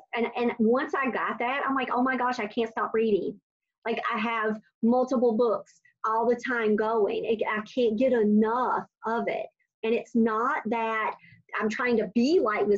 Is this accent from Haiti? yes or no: no; North Carolina, United States; moved away as an adult; now in Raleigh, United States; I'm from North Carolina, a very small town where relationships matter.